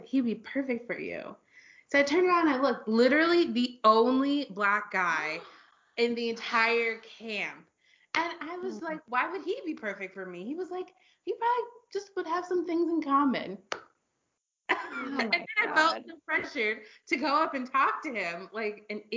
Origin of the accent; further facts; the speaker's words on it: Virginia, United States; also born or lived in London / New York; now in Berlin, Germany; I'm from Virginia